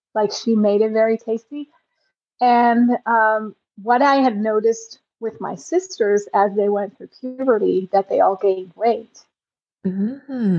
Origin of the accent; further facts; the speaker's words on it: Netherlands; I grew up in the Netherlands